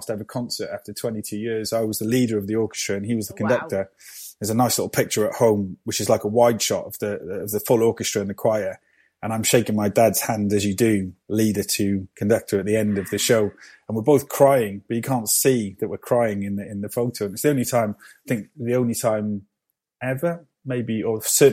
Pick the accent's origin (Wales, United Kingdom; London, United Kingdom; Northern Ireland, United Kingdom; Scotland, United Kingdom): Wales, United Kingdom; Cardiff; born and raised in Cardiff